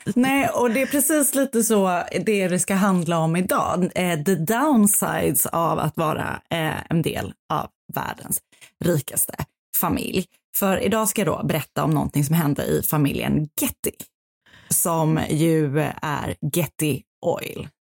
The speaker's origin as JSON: {"language": "Swedish", "town": "Stockholm", "region": "Stockholm County", "country": "Sweden", "tie": "born or raised there"}